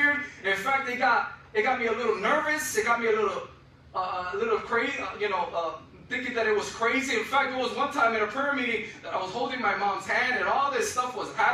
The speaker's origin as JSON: {"language": "English", "town": "Chicago", "region": "Illinois", "country": "United States", "moved": "yes", "lives_now": "Florida, United States", "said": "I am from Chicago, so I love the Chicago Bears"}